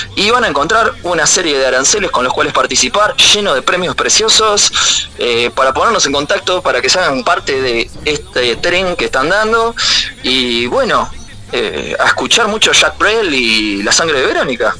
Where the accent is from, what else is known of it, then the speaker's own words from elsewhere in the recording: Montevideo, Uruguay; Y yo que soy de Capurro